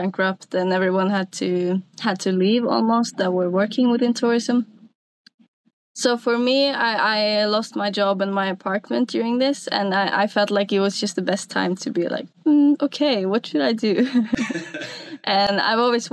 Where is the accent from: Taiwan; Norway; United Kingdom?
Norway; Sunnmøre, Møre og Romsdal; English is a second language; moved away as an adult; now in Finnmark, Norway; I'm originally from Norway, but I grew up a little bit further south on a piece of coast that's called Sunnmøre